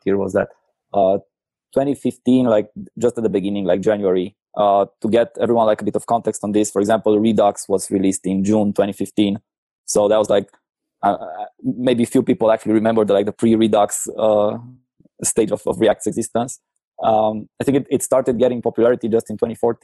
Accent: Cluj-Napoca, Cluj County, Romania; I'm from Cluj, Romania

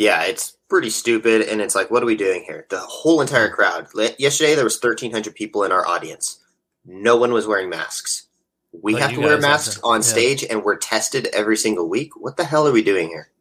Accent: California, United States; moved away as an adult; also born or lived in Las Vegas; My whole life, 26 years.

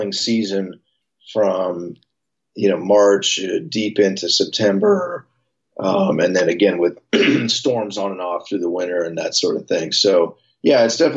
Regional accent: San Francisco, California, United States; I grew up right here in San Francisco. I was born and raised. I'm a San Francisco native

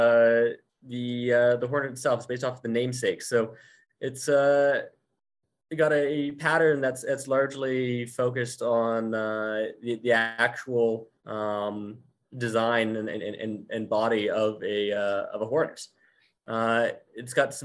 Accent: Abbotsford, British Columbia, Canada; the Abbotsford Air Show. Aside from being obviously one of the biggest, it's also my hometown show. I remember going to that as a child

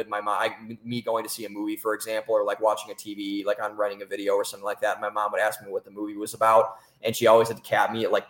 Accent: Cleveland, Ohio, United States; moved away as an adult; also born or lived in Columbus, Ohio / Boston, Massachusetts; now in Austin, United States; I'm from Cleveland, Ohio. Originally, I went to school in Columbus, Ohio

